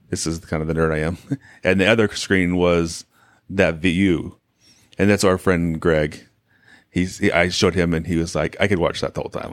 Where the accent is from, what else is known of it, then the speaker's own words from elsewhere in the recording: Arizona, United States; we're from Arizona